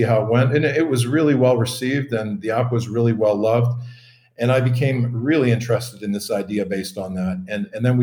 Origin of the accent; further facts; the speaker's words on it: Calgary, Alberta, Canada; I'm originally from Calgary, Alberta in Canada.